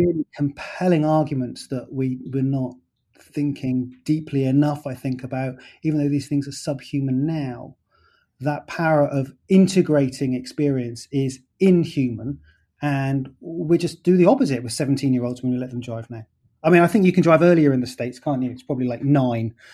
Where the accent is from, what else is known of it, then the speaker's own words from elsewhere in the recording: United Kingdom; I'm British